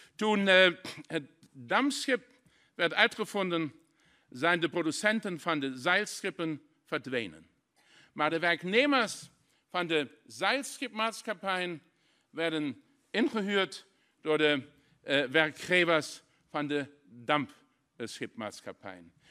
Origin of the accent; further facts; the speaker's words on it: Saarlouis, Saarland, Germany; Dutch is a second language; Ik kom persoonlijk uit de grensstreek in Saarland